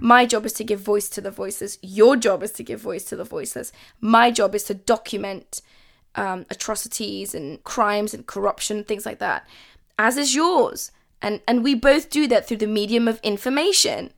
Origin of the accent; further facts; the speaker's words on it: London, United Kingdom; also born or lived in Kabul, Afghanistan; it's where I'm from but I am a Londoner. I'm British